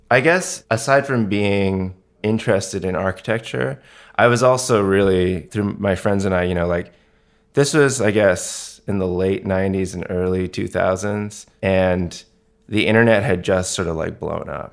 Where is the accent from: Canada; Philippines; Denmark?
Canada; Vancouver, British Columbia; moved away as an adult; also born or lived in Montreal / Toronto; now in New York, United States; I grew up in Vancouver on the West Coast.